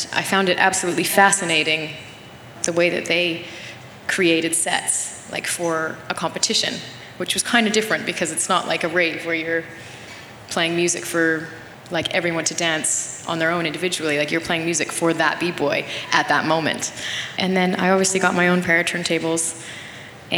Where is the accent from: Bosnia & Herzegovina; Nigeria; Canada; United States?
Canada; Nelson, British Columbia; I didn't really do that many gigs in my hometown